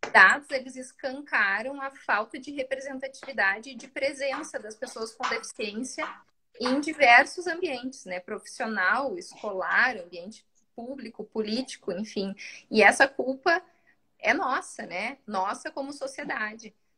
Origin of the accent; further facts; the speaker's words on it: South Region, Brazil; É uma coisa muito do sul, assim a gente chama de tu